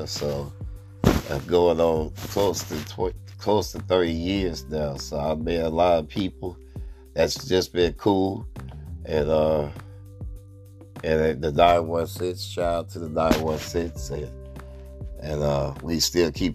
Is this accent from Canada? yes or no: no; Oakland, California, United States; also born or lived in Berkeley, California / Sacramento, California; I lived in Oakland for 4 years, going on 41 years